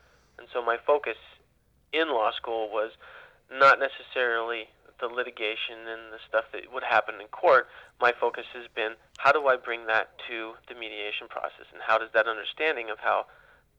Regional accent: Ukiah, California, United States; as I grew up in Ukiah

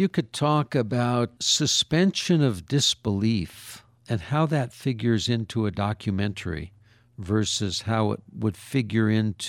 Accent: Los Angeles, California, United States; I recall growing up in Hollywood

